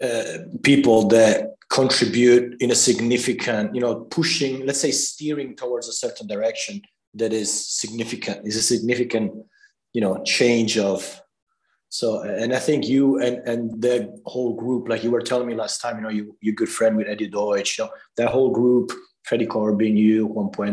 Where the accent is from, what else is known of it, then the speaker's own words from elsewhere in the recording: Italy; moved away; I come from Italy.